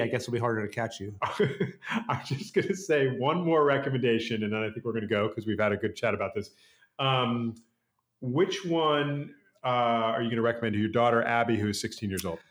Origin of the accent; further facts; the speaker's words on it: New York City, New York, United States; I grew up on the Upper East Side.